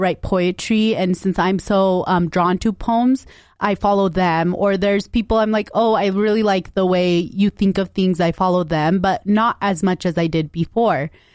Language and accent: English; United States; we grew up in West Valley